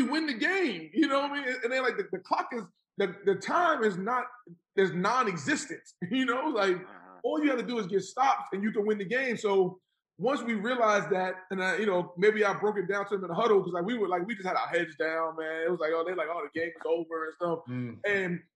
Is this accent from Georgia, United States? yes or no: no; New York City, New York, United States; I grew up in Jamaica, Queens